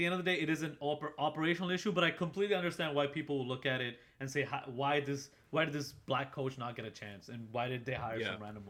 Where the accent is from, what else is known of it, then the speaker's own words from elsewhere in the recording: Boston, Massachusetts, United States; Screw the Celtics, bro. We're from Boston.